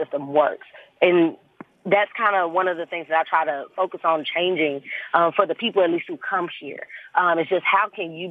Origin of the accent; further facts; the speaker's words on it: Birmingham, Alabama, United States; also born or lived in Tuskegee, Alabama; I'm from the east side. I grew up in Eastlake and now live over in the Huffman, almost Trustville area